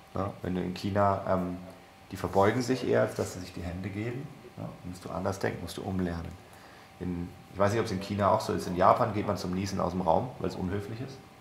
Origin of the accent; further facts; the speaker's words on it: Germany; wir als Deutsche